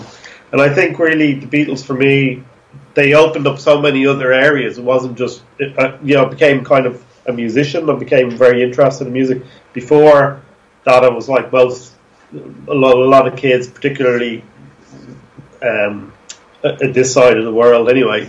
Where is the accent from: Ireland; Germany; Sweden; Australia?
Ireland; Dublin, Leinster; Okay, well, I'm actually from Dublin, so you're still interviewing an East Coast.